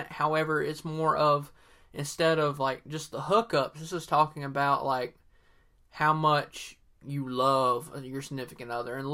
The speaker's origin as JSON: {"language": "English", "region": "Southern US", "country": "United States", "accent": "Southern", "said": "I'm using my real Southern accent, my 100% authentic Southern accent here."}